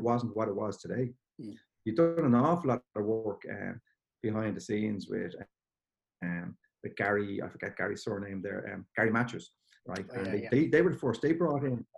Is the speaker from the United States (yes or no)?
no; Balbriggan, Leinster, Ireland; moved away as an adult; also born or lived in County Louth; I'm from Balbriggan originally, so I was always kind of knocking around a few Dublin underage teams